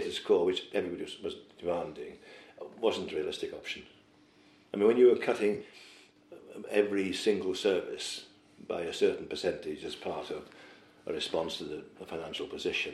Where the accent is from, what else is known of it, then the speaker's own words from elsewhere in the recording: Wales, United Kingdom; where I came from, you know. Because I'm thoroughly Welsh